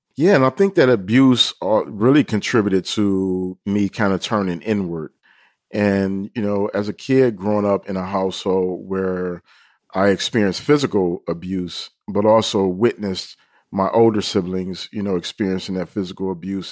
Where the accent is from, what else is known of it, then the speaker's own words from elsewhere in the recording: Detroit, Michigan, United States; where we were growing up in Detroit